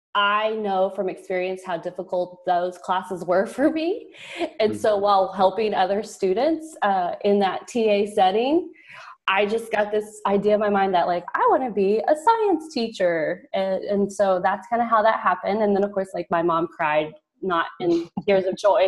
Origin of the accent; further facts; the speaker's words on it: rural southeast Oklahoma, United States; also born or lived in Texas; I am Texas by birthplace, but I was raised in Oklahoma